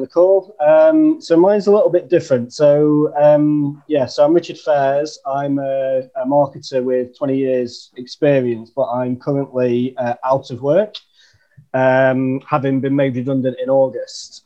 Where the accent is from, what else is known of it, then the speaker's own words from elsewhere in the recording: Chesterfield, East Midlands, United Kingdom; now in London, United Kingdom; I'm living in London, uh, but right. I'm from a place called Chesterfield in the north okay. of England